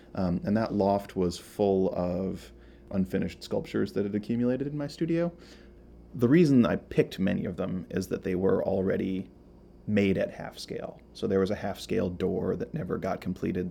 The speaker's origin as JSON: {"language": "English", "region": "Iowa", "country": "United States", "tie": "born or raised there", "also_born_or_lived": "Minnesota", "moved": "yes", "said": "I'm originally from Iowa. I grew up in Iowa and Minnesota."}